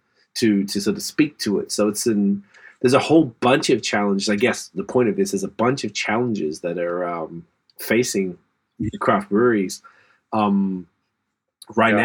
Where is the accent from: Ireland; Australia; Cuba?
Australia; moved away; We grew up with that in Australia.